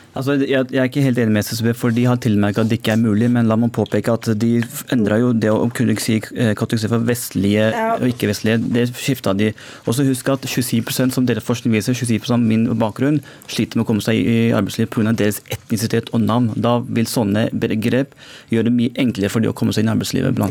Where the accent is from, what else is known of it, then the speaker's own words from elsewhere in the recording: Norway; jeg, er født i Norge eh, med innvandrerforeldre, men jeg føler meg som nordmann